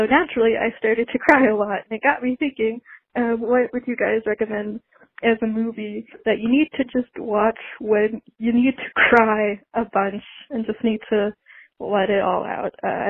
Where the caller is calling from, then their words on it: Minneapolis, Minnesota, United States; I'm calling from Minneapolis, Minnesota.